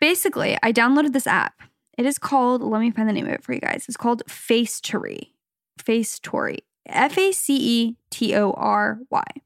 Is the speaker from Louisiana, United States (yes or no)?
no; Arizona, United States; also born or lived in Los Angeles, California; now in Orange County, United States; We're from Arizona originally. We lived in L A for a little bit. Now we're in the O C